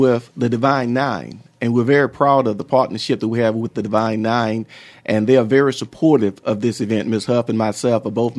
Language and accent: English; Mobile, Alabama, United States; I grew up pretty much in Tomville and Pritchett. My background is Catholic, St. James Major Catholic Church in Pritchett, number 12 of 13 children.